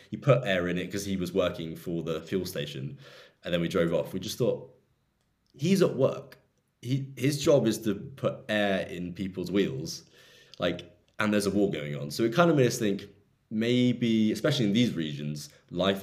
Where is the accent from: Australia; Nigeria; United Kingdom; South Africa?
United Kingdom; as a Brit